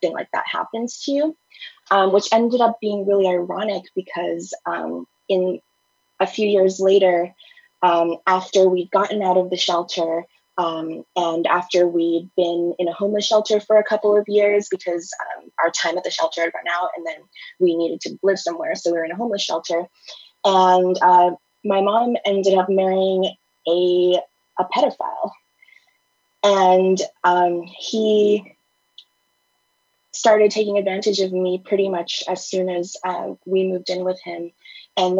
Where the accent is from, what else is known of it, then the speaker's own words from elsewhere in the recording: United States; also born or lived in Thailand; I was kidnapped from my father when I was 5 and brought to the US